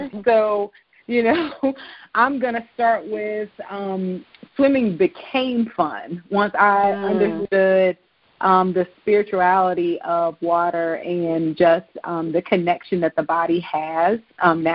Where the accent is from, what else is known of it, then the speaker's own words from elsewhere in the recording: Virginia, United States; I was born in Virginia, and I was born very close to the ocean front